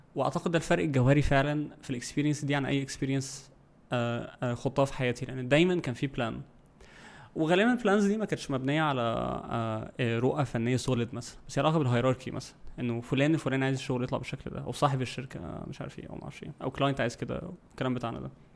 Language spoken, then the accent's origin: Arabic; Egypt; عندنا في مصر